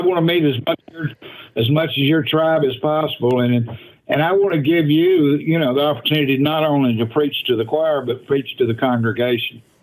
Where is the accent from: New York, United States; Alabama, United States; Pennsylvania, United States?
Pennsylvania, United States; Allentown; the Allentown, Pennsylvania area